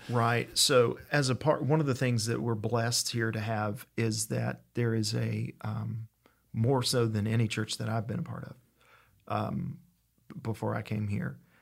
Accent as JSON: {"language": "English", "region": "East Tennessee", "country": "United States", "moved": "yes", "lives_now": "Tupelo, United States", "said": "I'm originally from East Tennessee"}